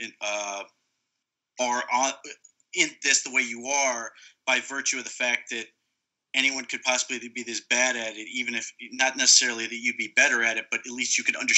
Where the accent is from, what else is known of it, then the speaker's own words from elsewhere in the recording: Akron, Ohio, United States; I was born in Ohio. I'm born in Akron, so sort of raised in it